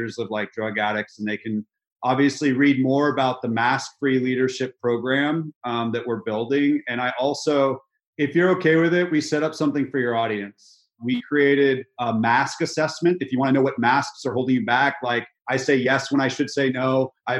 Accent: California, United States; moved away as an adult; now in Nashville, United States; So I'm from California. I had to come to a place in Nashville, Tennessee that I'd never been

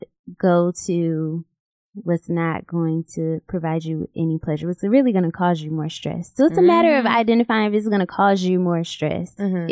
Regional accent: Rochester, New York, United States; Rochester, New York.

